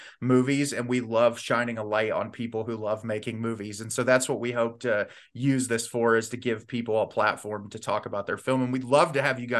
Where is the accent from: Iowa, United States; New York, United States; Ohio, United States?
Ohio, United States; I'm like, Ohio. It's the joke of the internet now. But yeah, I've lived here my whole life, unfortunately